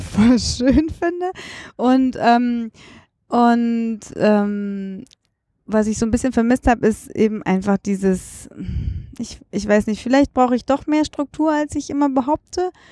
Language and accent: German; Düsseldorf, North Rhine-Westphalia, Germany; moved away as an adult; now in Berlin, Germany; in meiner Heimatstadt, ich identifiziere mich total. Ich bin da groß geworden